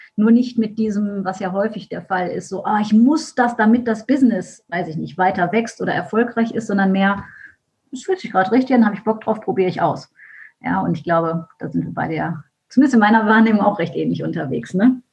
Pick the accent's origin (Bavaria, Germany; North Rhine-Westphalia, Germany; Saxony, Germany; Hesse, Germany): North Rhine-Westphalia, Germany; Düsseldorf; Ich komme aus Düsseldorf